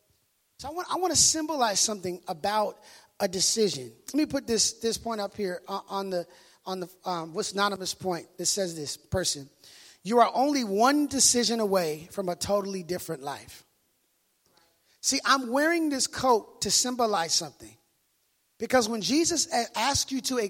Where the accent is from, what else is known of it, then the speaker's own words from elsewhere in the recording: Minneapolis, Minnesota, United States; moved away; I'm from Minneapolis, Minnesota